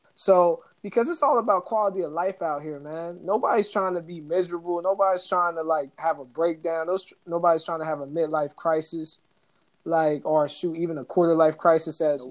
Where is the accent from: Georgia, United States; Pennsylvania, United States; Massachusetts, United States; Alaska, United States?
Georgia, United States; Atlanta; Atlanta, my hometown